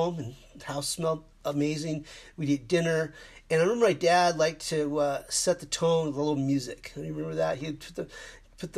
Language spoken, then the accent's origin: English; Mesa, Arizona, United States; we grew up in Mesa, Arizona